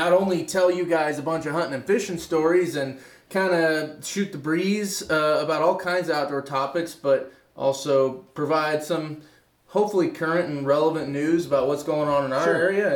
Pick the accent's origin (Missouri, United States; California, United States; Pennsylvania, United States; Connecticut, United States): Missouri, United States; Lee's Summit; growing up in Lee Summit